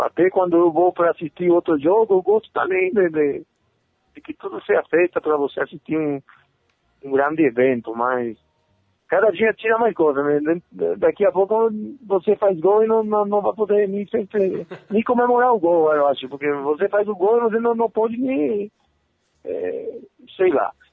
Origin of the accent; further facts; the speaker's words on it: Paraguay; Portuguese is a second language; moved away as an adult; also born or lived in Argentina / Brazil; now in Bolivia; Meu pa, meus pais, meus irmãos, meus parceiros, tudo de, de infância, de quando era pequenininho, tá todo mundo no Paraguai